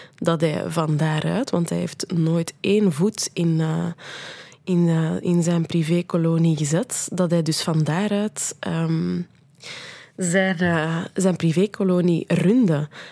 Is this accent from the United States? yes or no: no; Brussels, Brussels-Capital Region, Belgium; moved away; ik ben geboren in Brussel en, en, eh, en voor een stuk opgegroeid